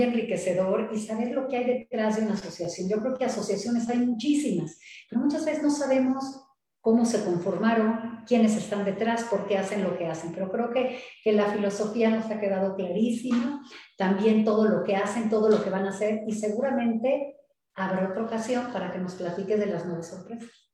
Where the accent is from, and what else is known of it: Mexico